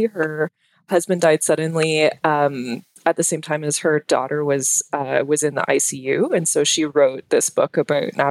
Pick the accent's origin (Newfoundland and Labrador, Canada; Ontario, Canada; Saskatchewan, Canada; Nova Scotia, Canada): Ontario, Canada; Ottawa; accent: Canadian; moved away; I'm originally from Ottawa, which is the capital of Canada.